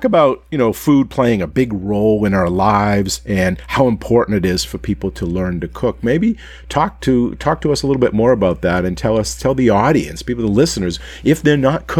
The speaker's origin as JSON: {"language": "English", "region": "Maine", "country": "United States", "tie": "born or raised there", "said": "I grew up in Maine"}